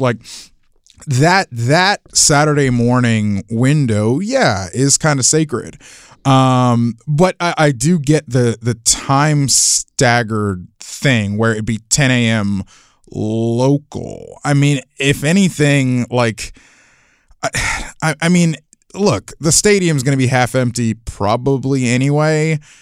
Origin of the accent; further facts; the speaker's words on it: Florida, United States; I'm from Florida